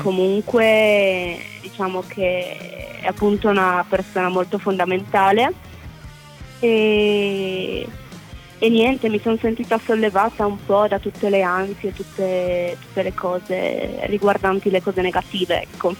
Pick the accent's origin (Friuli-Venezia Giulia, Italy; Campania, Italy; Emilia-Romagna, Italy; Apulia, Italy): Friuli-Venezia Giulia, Italy; Paularo; vengo da Paolaro